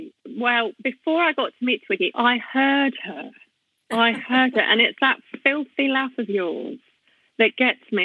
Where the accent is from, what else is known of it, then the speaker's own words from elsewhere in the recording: Brownhills, West Midlands, United Kingdom; I grew up in a little town called Brown Hills